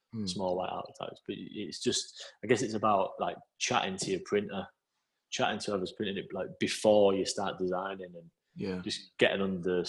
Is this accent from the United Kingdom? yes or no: yes; Scarborough, Yorkshire and the Humber, United Kingdom; I was one printer from Scarborough at Leeds